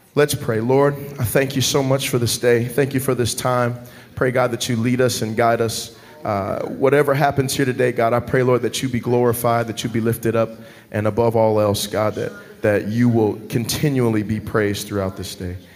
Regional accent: Dallas, Texas, United States; moved away; I'm originally from Dallas, Texas.

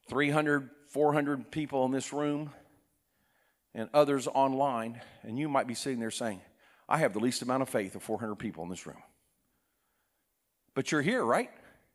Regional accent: South Korea; For example, I was raised in Korea. My parents were missionaries. At that time, Korea was a very poor country.

